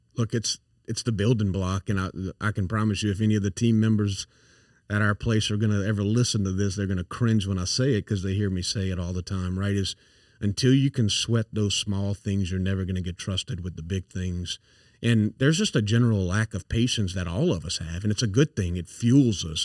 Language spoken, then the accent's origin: English; St. Landry Parish, Louisiana, United States; accent: thick accent; also born or lived in Dallas / Atlanta / New York; now in Baton Rouge, United States; I grew up in St. Landry Parish, so I'm I've got a thick accent